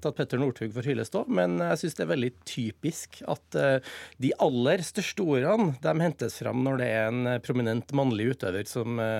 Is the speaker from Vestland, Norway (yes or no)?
no; Trøndelag, Norway; Trønder og, og journalist